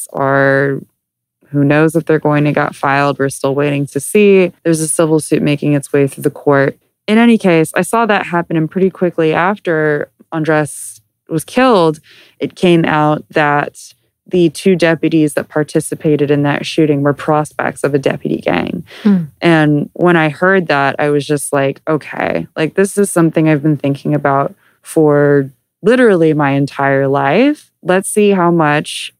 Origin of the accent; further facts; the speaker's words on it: Southern California, United States; I grew up here in Southern California